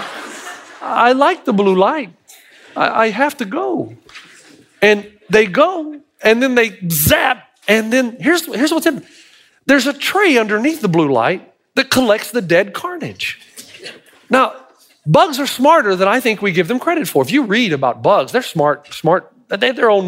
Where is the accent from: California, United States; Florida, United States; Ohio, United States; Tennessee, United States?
Tennessee, United States; I'm from Tennessee